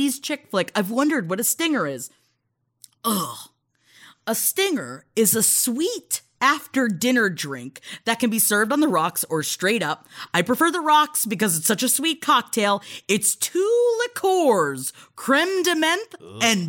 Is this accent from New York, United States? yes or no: yes; New York City, New York, United States; we grew up in Queens